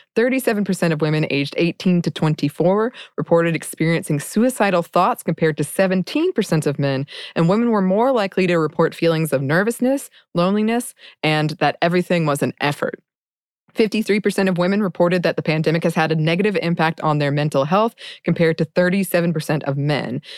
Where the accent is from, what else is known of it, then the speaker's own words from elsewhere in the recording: United States; my experience as an American